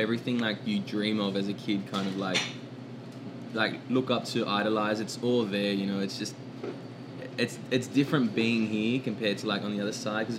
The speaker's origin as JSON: {"language": "English", "town": "Sydney", "region": "New South Wales", "country": "Australia", "said": "I'm from Sydney, Australia."}